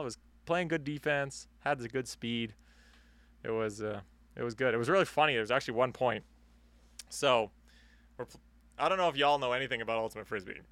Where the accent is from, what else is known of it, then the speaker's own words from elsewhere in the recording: Canada; accent: Canadian; we are Canadian.